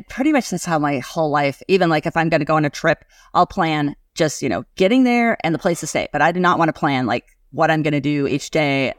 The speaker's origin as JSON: {"language": "English", "town": "Gillette", "region": "Wyoming", "country": "United States", "tie": "born or raised there", "said": "I grew up in Gillette, Wyoming"}